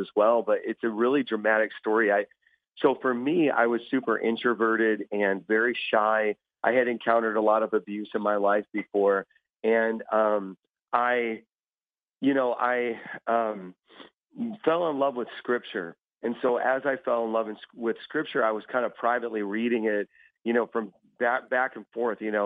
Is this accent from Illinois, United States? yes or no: yes; Chicago, Illinois, United States; moved away as an adult; now in New York, United States; I'm originally from a South Chicago area